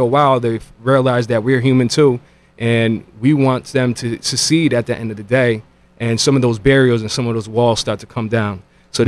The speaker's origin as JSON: {"language": "English", "town": "New Haven", "region": "Connecticut", "country": "United States", "tie": "born or raised there", "said": "born and raised in New Haven"}